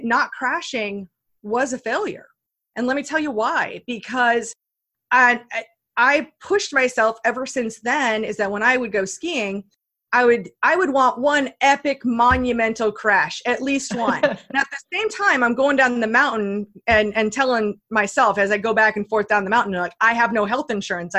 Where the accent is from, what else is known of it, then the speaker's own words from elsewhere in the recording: Iowa, United States; I grew up in Iowa, you know, where like there are no mountains in Iowa, you know, in the Midwest.